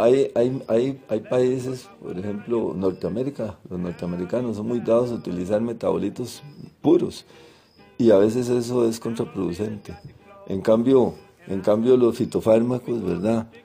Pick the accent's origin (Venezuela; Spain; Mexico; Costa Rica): Costa Rica; Turrialba, Cartago; yo que soy de Turrialba, yo me bañé en el río Turrialma